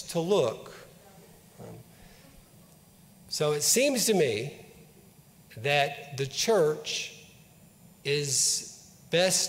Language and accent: English; Mayfield, Kentucky, United States; I grew up in Mayfield, which is just down the road from Paducah